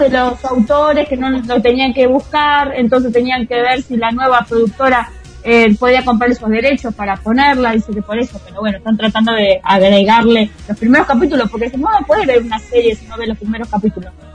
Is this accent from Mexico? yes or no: no; Tandil, Buenos Aires Province, Argentina; Yo en el cine dos veces con mi amiguita del colegio eh, en Tandil, en la matiné